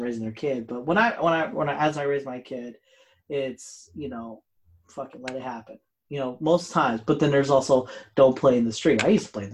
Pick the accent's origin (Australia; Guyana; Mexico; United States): United States; I'm an American. America.